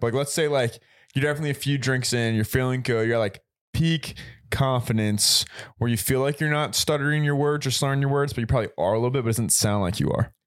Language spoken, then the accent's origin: English; Richmond, Virginia, United States; moved away as an adult; I'm from Richmond, so shout out eight oh four